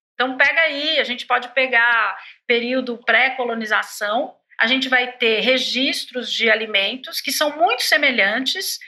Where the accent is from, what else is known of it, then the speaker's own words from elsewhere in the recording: Brazil; A gente, como brasileiros